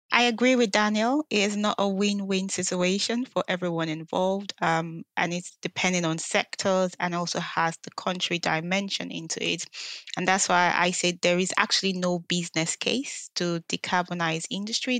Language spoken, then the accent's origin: English; Nigeria; moved away; I grew up in Nigeria